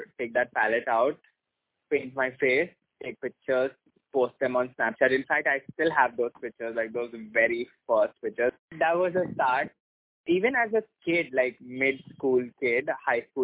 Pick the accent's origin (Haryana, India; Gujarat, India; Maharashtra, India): Maharashtra, India; Mumbai; I was born and brought up in Mumbai